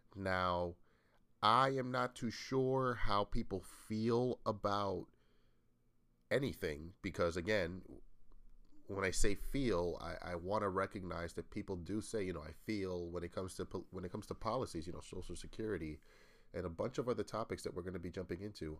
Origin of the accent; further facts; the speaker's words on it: New England, United States; I come from the U S, again, I'm from New England, from the Northeast